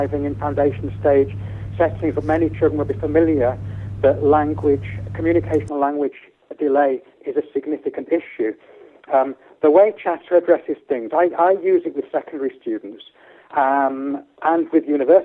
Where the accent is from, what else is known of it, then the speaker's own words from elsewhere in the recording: Hull, Yorkshire and the Humber, United Kingdom; my hometown Hull